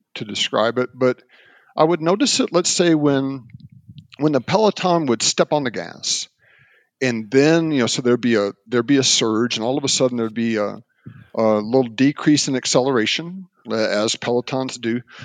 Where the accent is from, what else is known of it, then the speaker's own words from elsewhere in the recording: Mobile, Alabama, United States; I grew up in Mobile, Alabama